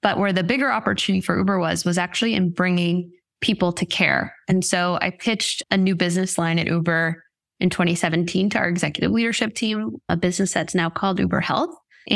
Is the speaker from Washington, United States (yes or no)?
no; Rhode Island, United States; moved away as an adult; also born or lived in Boston; now in Los Angeles, United States; I'm originally from Rhode Island